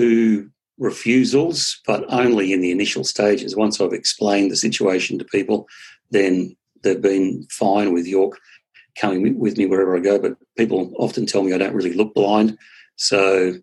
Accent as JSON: {"language": "English", "region": "South coast of New South Wales", "country": "Australia", "said": "I'm actually from New South Wales"}